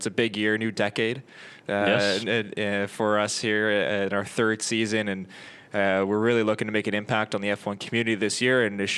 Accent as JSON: {"language": "English", "country": "Canada", "said": "we are Canadian"}